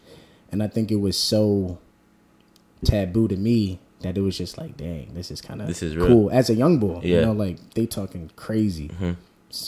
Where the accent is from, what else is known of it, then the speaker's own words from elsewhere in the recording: Beverly, United States; growing up in Beverly